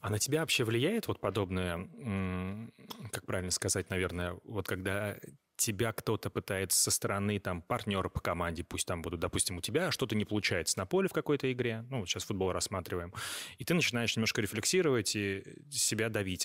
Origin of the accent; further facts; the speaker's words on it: Astrakhan, Astrakhan Oblast, Russia; это мой родной город